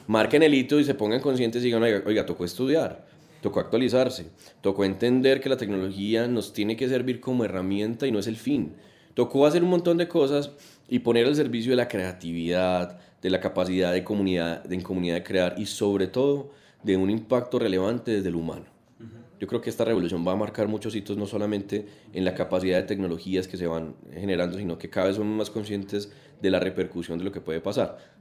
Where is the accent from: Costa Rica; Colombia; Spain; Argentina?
Colombia; como colombianos